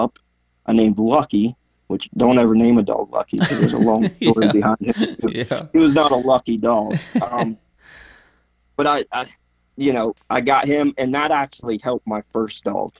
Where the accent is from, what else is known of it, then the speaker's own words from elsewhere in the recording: Coshocton County, Ohio, United States; I grew up in Coshocton County, Ohio, for the most part.